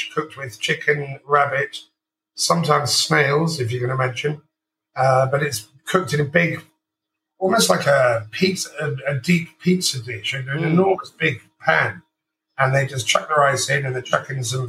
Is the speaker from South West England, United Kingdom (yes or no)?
no; London, United Kingdom; now in Valencia, Spain; I'm a Londoner